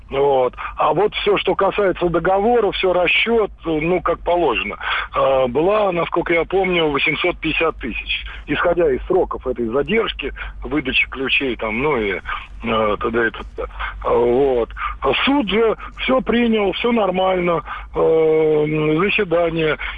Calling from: Moscow, Russia; да, я из Москвы.

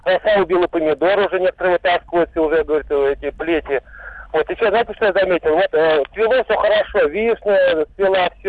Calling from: Vladimir, Vladimir Oblast, Russia; Я из Владимира, Владимир.

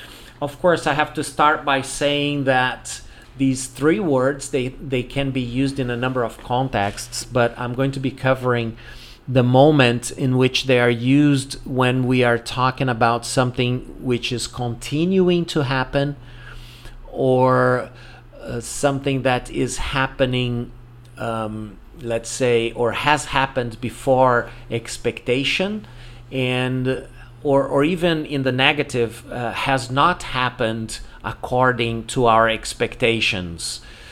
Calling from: Porto Alegre, Rio Grande do Sul, Brazil

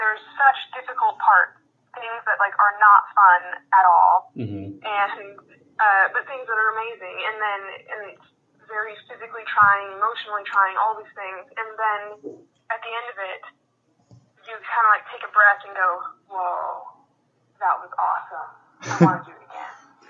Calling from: Yakima, Washington, United States; I am currently calling from Yakima, Washington.

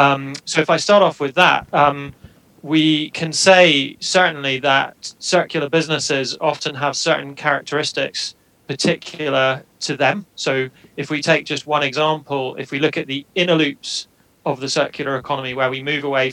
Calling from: Edinburgh, Scotland, United Kingdom; I'm joining you from Edinburgh in Scotland today.

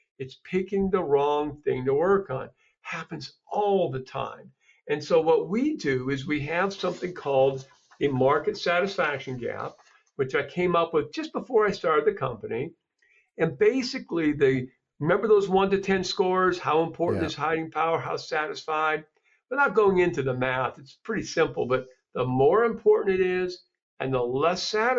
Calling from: Cleveland, Ohio, United States; Cleveland, Ohio. We just got about 17 inches of snow

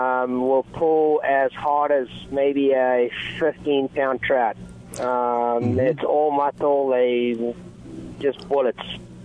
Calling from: Huntington Beach, California, United States; It's … … I'm talking from Huntington Beach, Southern California, and I run Salty Fly Guide Service.

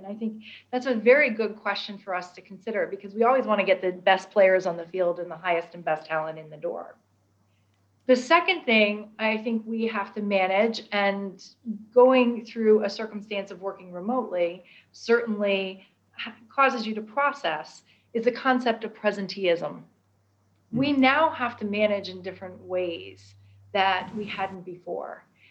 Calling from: London, United Kingdom; And you're right, you would never know that I'm dialing in from London.

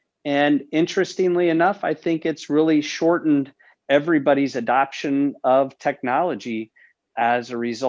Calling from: Omaha, Nebraska, United States; Yeah, so David, I'm joining you from our office here in Omaha, Nebraska.

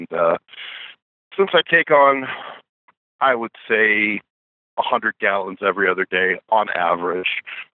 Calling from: Aurora, Nebraska, United States; I am calling from the Love's truck stop in, I'm at mile 332 on I-80 in Nebraska. Let me open my trusty Rand McNally trucker atlas, and I can tell you that the town is Giltner, Nebraska. No, I'm sorry, I tell a lie. Aurora, Nebraska.

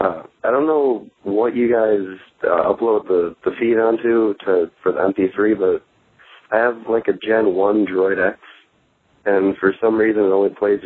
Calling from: Rochester, Minnesota, United States; I'm from Rochester, Minnesota.

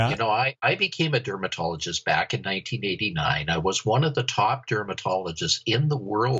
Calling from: Edmonton, Alberta, Canada; I'm calling from Edmonton, Alberta, Canada. We're way up in the North Country, 5 hours due north of Montana, way up in God's country.

